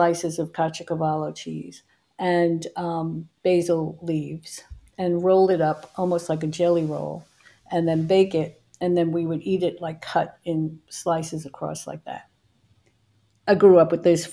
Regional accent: New York, United States; growing up in New York

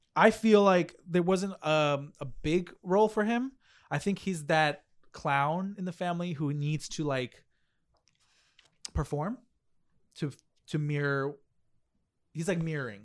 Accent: United States; also born or lived in Mexico; I was raised in America

